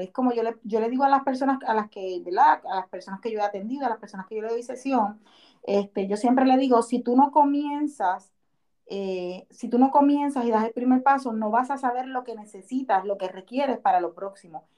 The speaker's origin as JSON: {"language": "Spanish", "town": "Cataño", "country": "Puerto Rico", "moved": "yes", "lives_now": "Orlando, United States", "said": "soy una puertorriqueña de Cataño, Puerto Rico. Sin embargo, vivo actualmente en la Florida, en Orlando"}